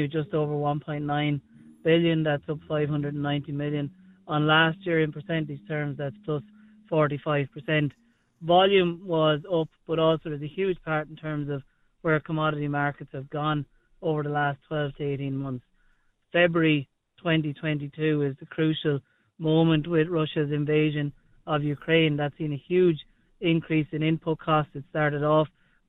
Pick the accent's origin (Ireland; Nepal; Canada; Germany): Ireland; Lusmagh, County Offaly; moved away as an adult; also born or lived in United Kingdom / United States; growing up in Lusmah, rural Ireland, very familiar with farming